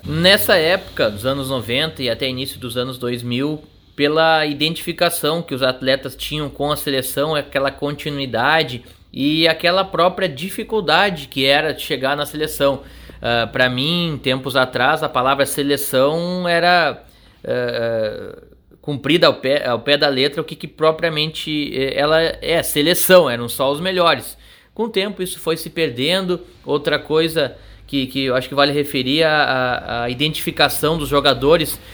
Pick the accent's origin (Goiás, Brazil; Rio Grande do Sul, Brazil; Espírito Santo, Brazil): Rio Grande do Sul, Brazil; Bagé; como eu nasci em Bagé